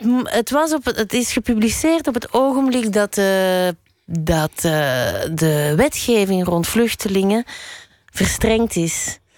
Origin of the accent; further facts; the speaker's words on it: Brussels, Brussels-Capital Region, Belgium; also born or lived in Berlin / Spain / Molenbeek; Frans, want ik ben in Brussel opgegroeid